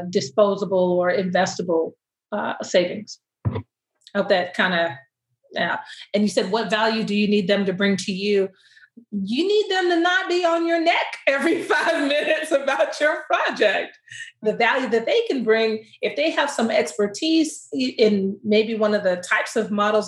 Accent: Austin, Texas, United States; born and raised in Austin, Texas, and all my family's in Dallas

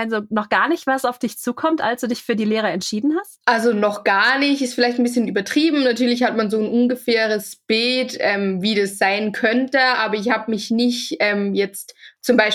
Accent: Austria; now in Switzerland; ich bin von Österreich äh, in die Schweiz gezogen

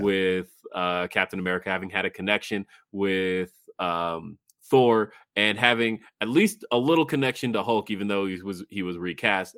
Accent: Los Angeles, California, United States; moved away; I was born in Los Angeles

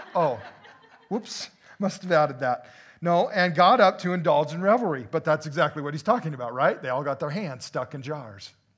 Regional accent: United States; dual freedom as an American

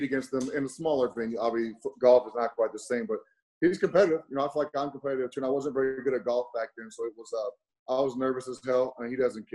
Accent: New Mexico, United States; moved away as an adult; growing up in New Mexico, dude, I was the number one Bulls fan

